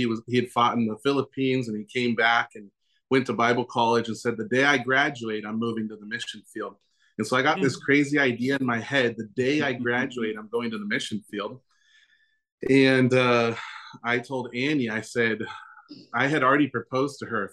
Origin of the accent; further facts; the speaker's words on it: Southern California, United States; moved away as an adult; now in Coyhaique, Chile; born and raised in Southern California